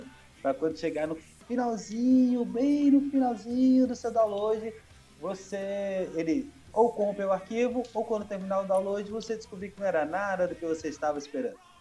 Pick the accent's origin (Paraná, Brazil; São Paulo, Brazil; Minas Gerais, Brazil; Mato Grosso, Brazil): Minas Gerais, Brazil; sou mineiro, nascido e criado em Minas